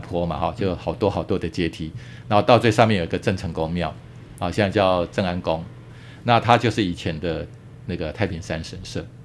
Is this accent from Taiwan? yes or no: yes; Taiwan; 我们台湾人